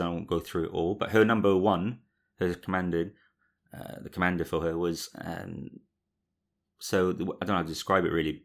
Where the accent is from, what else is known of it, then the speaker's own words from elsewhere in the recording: Cardiff, Wales, United Kingdom; we're all from around the Cardiff area